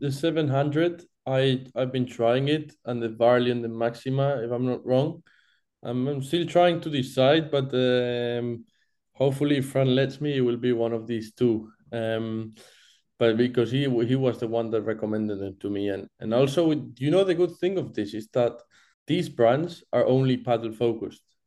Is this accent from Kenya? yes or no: no; Barcelona, Catalonia, Spain; English is a second language; moved away; I'm from Barcelona originally.